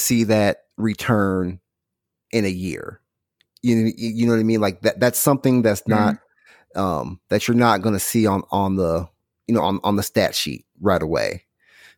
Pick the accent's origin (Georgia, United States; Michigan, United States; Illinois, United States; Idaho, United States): Illinois, United States; now in Houston, United States; I'm from Illinois